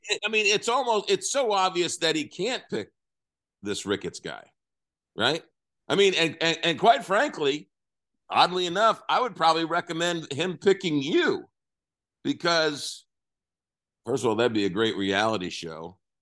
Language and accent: English; New York, United States; growing up in New York